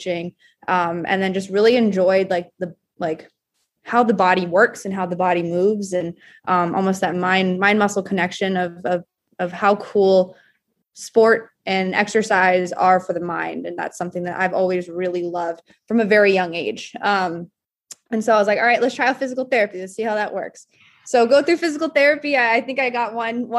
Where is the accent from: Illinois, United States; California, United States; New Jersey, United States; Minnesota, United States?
California, United States; Southern; moved away as an adult; now in New England, United States; I'm from Southern California, so I'm not a native New Englander